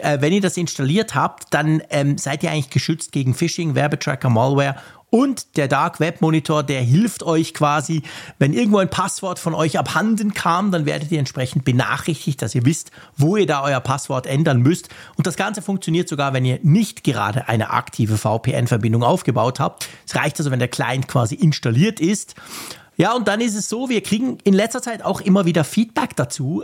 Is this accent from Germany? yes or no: no; Switzerland; als Schweizer